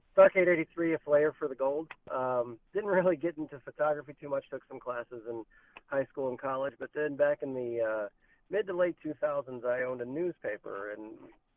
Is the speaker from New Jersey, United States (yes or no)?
no; Virginia, United States; moved away as an adult; now in Iowa, United States; I'm from Virginia originally, moved to Iowa about 8 years ago